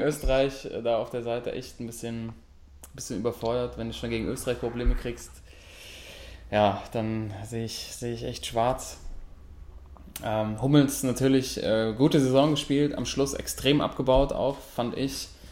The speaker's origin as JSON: {"language": "German", "country": "Germany", "said": "wir sind Deutsche"}